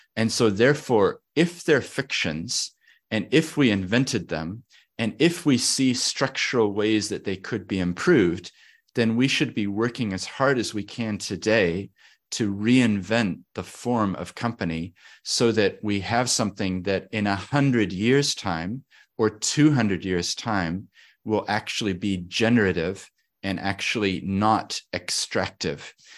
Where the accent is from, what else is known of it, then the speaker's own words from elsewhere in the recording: Christchurch, Canterbury, New Zealand; also born or lived in Papakaio, Otago; We moved to Christchurch, Otatahi. So I grew up here in the South Island in Otatahi.